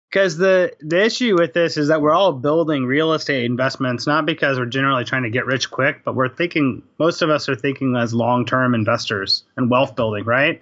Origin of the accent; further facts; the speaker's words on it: Houston, Texas, United States; also born or lived in Albany, New York; now in Austin, United States; I'm originally from Houston